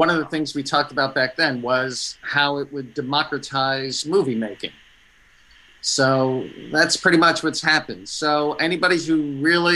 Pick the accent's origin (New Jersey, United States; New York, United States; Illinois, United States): New York, United States; now in Virginia, United States; I grew up in New York